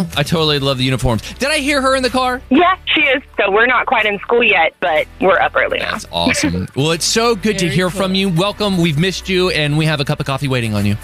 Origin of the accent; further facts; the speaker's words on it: DeSoto, United States; moved away; also born or lived in Colorado; I grew up in DeSoto